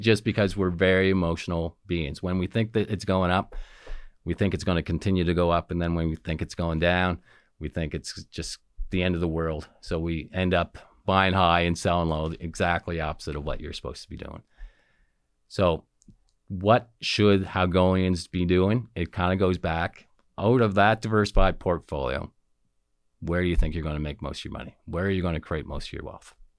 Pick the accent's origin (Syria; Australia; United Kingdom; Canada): Canada; Antigonish, Nova Scotia; moved away as an adult; I grew up in Antigonish, sometimes known as the Little Vatican